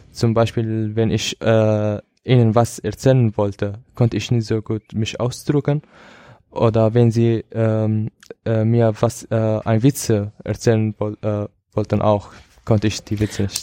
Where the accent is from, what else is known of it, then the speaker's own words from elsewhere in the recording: Syria; German is a second language; now in Germany; ich komme aus Syrien